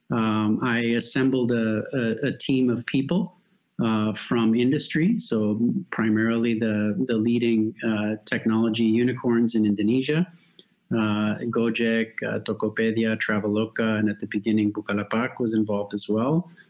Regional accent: Mexico; now in Europe; I was born to American parents, but I was raised in Mexico.

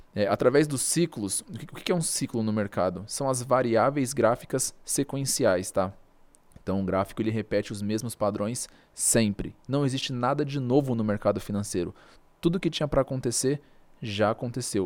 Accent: Brazil; eu sou brasileiro

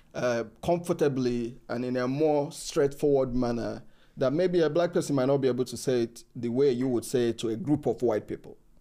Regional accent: Nigeria; moved away; I'm from Africa. I'm from Nigeria uh, uh, originally

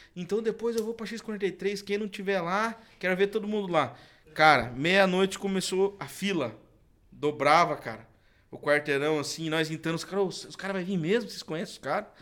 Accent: Canoinhas, Santa Catarina, Brazil; also born or lived in Curitiba; Na verdade, eu nasci em Curitiba, mas fui criado em Santa Catarina. Hum. Na cidade ali que é até perto, no, no norte de Santa Catarina

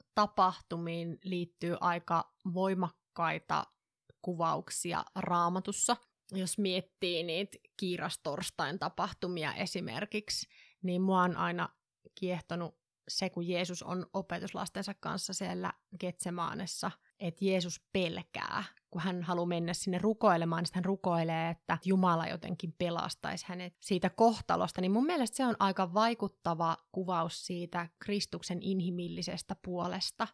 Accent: northern Finland, Finland; mä oon pohjoisesta kotoisin

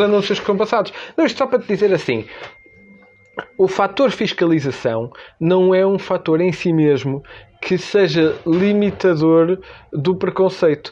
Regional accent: Norte, Portugal; como se diz na minha terra

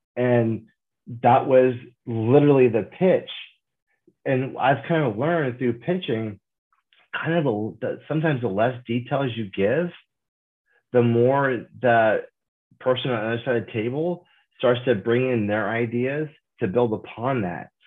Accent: Kansas, United States; moved away as an adult; growing up in Kansas, there's no film industry

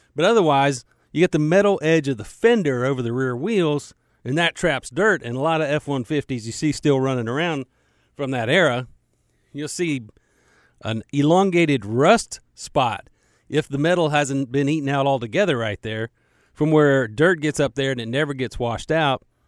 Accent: United States; I'm an American

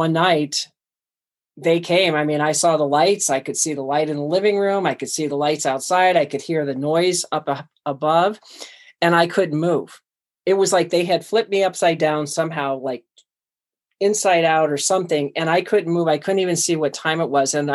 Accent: Cleveland, Ohio, United States; moved away; I was born and raised in Cleveland, Ohio

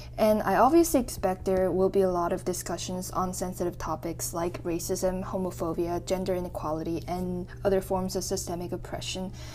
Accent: New Brunswick, Canada; also born or lived in South Korea; growing up as a Korean immigrant in a suburban city in New Brunswick, Canada

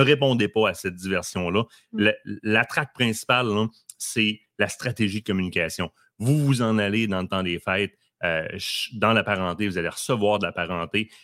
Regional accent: Quebec, Canada; On est québécois et fiers de l'être

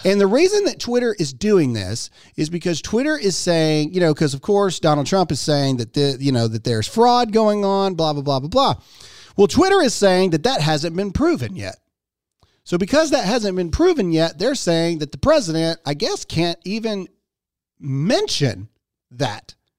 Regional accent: United States; as an American, as a father, and as a parent

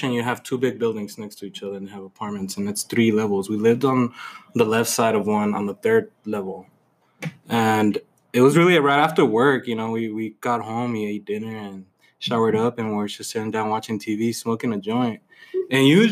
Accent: Vinton, Texas, United States; moved away as an adult; I've never lived outside of El Paso.

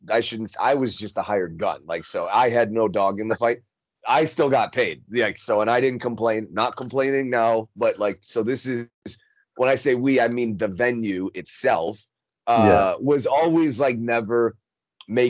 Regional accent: Minnesota, United States; moved away as an adult; also born or lived in Chicago; now in Las Vegas, United States; I grew up in Minnesota, right? But I moved to Chicago first. Right. As soon as I turned 18, I moved to Chicago.

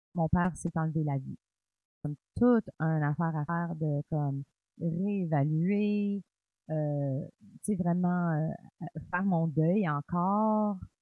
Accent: Cornwall, Ontario, Canada; je suis franco-ontarienne, euh, née à Cornwall, en Ontario

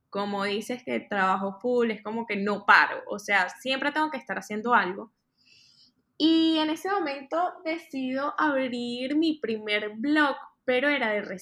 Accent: Maracay, Aragua, Venezuela; moved away as an adult; also born or lived in Caracas / Miami; now in New York, United States; Soy de Maracay, Hace aproximadamente cinco años me mudé a la ciudad de Miami. Estaba estudiando ingeniería civil en Caracas

